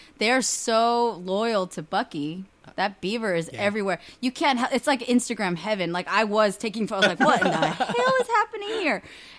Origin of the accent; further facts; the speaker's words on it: California, United States; I had a couple friends that I grew up with in the Bay